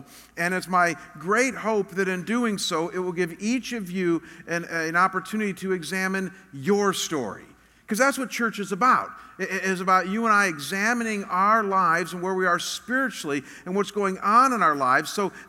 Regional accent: Chagrin Falls, Ohio, United States; moved away as an adult; also born or lived in Chicago, Illinois / Detroit, Michigan; now in Scottsdale, United States; I was born in one of the most beautiful, quintessential New England-style towns that you can find. It was very small. In fact, the town that I grew up in, the entire town, is smaller

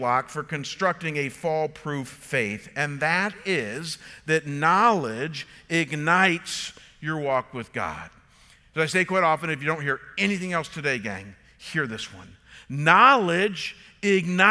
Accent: Chagrin Falls, Ohio, United States; growing up came from the John Deere shop in Chagrin Falls

